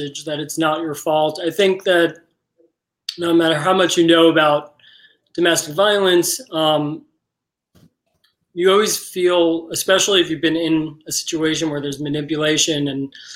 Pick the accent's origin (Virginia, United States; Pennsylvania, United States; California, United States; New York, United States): New York, United States; moved away; I am from New York originally